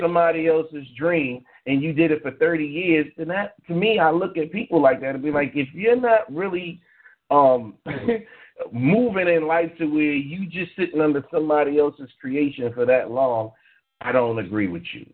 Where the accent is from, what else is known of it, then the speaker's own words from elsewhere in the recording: New York, United States; me and you, Ravana, knew we grew up in New York